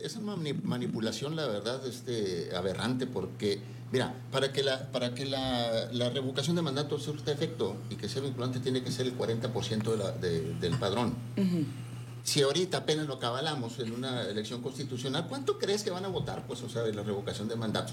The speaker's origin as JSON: {"language": "Spanish", "region": "Sonora", "country": "Mexico", "said": "como sonorense"}